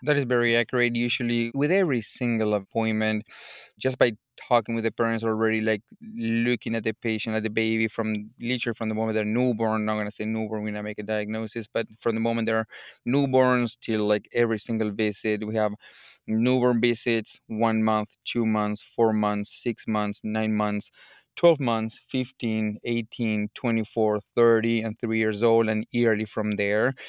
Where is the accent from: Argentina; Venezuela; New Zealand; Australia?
Argentina; Buenos Aires Province; moved away as an adult; also born or lived in Chicago; now in United States; I'm originally from Argentina, from the province of Buenos Aires.